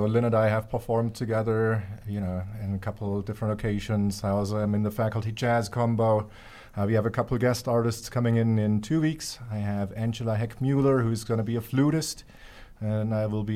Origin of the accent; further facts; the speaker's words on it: Stuttgart, Baden-Württemberg, Germany; moved away as an adult; now in Utah, United States; I grew up in Germany, in southern Germany. Stuttgart is my main city.